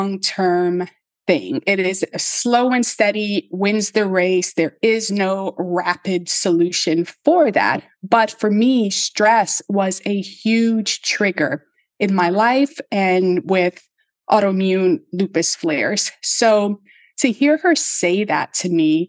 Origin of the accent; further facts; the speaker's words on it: New York City, New York, United States; I'm from the South Bronx. Like, we don't have nature